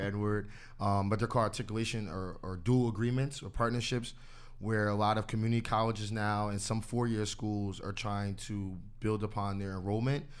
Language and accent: English; New Jersey, United States; I'm from New Jersey